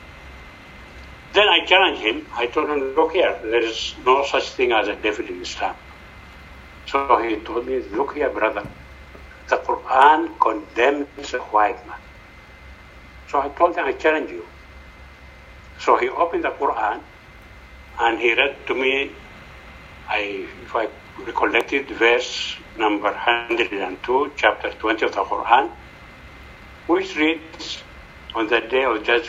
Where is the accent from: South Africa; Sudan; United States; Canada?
Sudan; moved away as an adult; we are your brothers from Africa, from Sudan.